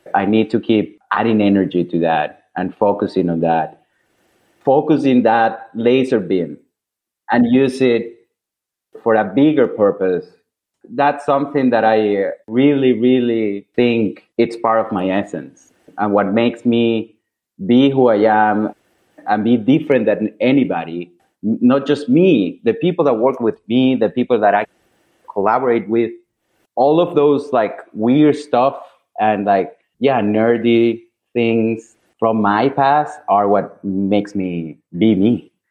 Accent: Caracas, Capital District, Venezuela; moved away as an adult; also born or lived in Milan, Italy; now in New York City, United States; I'm originally from Caracas, Venezuela.

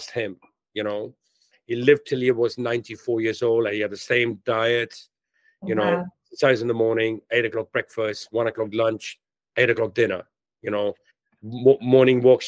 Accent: Delhi, India; born or raised there; moved away as an adult; also born or lived in London, United Kingdom

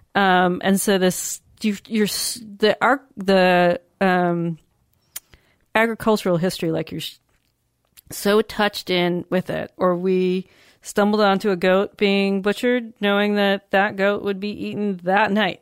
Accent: United States; being American

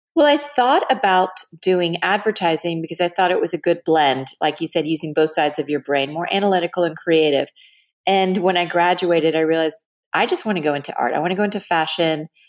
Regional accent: Dallas, Texas, United States; moved away as an adult; also born or lived in Los Angeles; I grew up in Texas, in Dallas

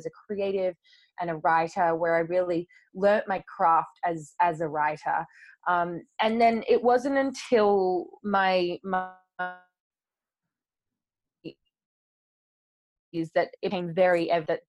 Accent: Australia; now in London, United Kingdom; being over in London where I live now, but I'm originally from Australia

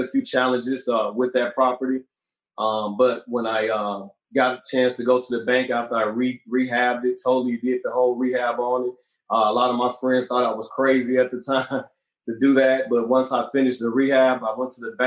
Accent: Gary, Indiana, United States; moved away as an adult; also born or lived in California; I'm originally from Gary, Indiana

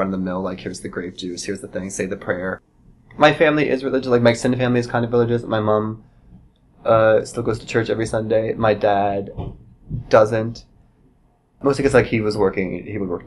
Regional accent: Moundsville, West Virginia, United States; moved away as an adult; also born or lived in Pittsburgh; now in Chicago, United States; I grew up in West Virginia

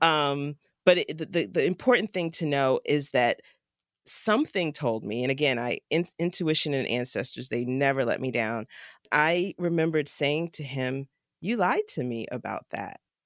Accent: Jacksonville, Florida, United States; now in Pittsburgh, United States; my hometown of Jacksonville, Florida

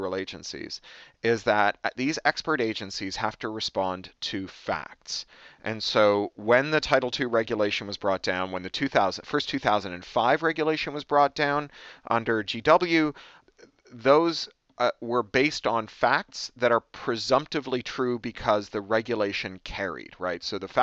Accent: Canada; also born or lived in United Kingdom; now in United States; I'm from Canada. I lived in the UK for 13 years. Now I live here in the US

